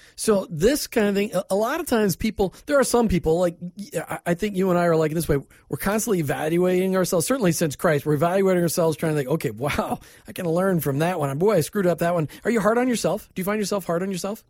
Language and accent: English; Minnesota, United States; now in Tampa Bay, United States; I grew up in Minnesota